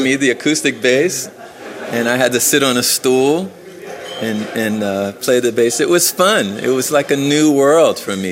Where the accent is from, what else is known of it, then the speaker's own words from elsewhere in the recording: Philadelphia, Pennsylvania, United States; where I grew up in Philadelphia is a very dangerous neighborhood